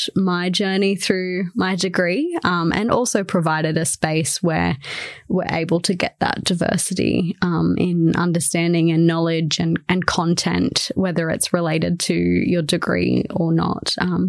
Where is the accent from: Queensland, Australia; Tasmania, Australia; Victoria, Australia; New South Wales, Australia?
New South Wales, Australia; Shellharbour; So I moved here from Shell Harbour, which is on the east coast of Australia, about 40 minutes south of Wollongong.